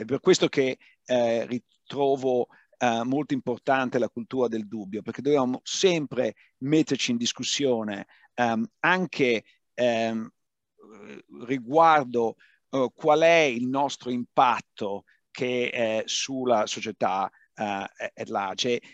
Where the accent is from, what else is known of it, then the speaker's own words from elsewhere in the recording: Padua, Veneto, Italy; moved away; io vengo da Padova